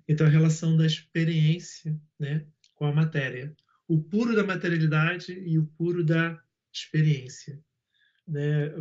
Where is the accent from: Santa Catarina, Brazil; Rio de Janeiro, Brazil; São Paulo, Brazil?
Rio de Janeiro, Brazil; eu sou nascido na Pavuna